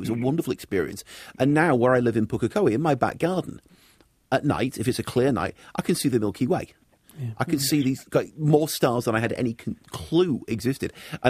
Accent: Manchester, North West England, United Kingdom; also born or lived in Tokyo, Japan; now in New Zealand; I grew up in Manchester, big industrial city

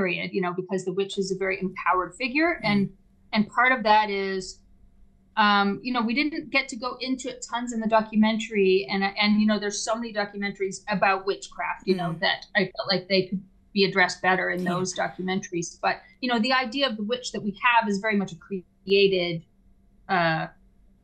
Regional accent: Canada; a Canadian who works in the arts with a lot of left-wing people

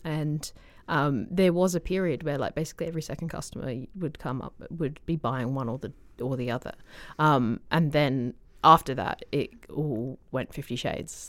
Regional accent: Australia; moved away; I'm from Australia

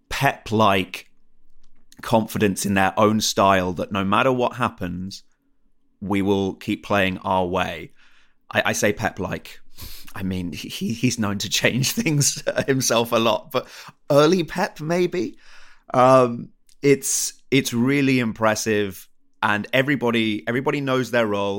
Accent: England, United Kingdom; I'm from England

